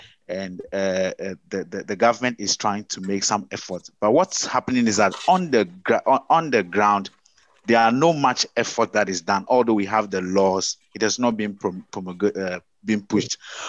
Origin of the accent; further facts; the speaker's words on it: Ghana; I'm from Ghana.